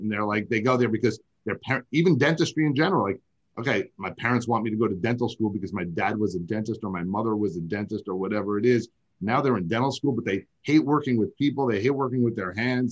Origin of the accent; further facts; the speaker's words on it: New York, United States; I'm from I'm from New York